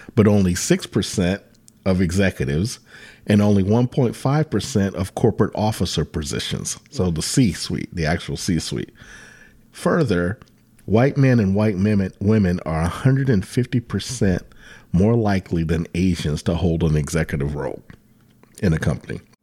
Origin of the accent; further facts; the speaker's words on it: Virginia Beach, Virginia, United States; I grew up in Virginia Beach, and when we moved to Virginia Beach when I was in, uh, fifth grade